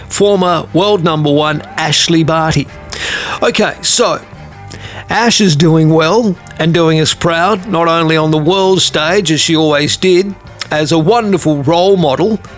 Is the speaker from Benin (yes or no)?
no; Australia; as an Australian